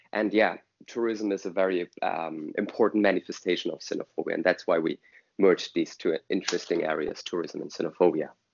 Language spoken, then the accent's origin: English; Germany; I'm from Germany.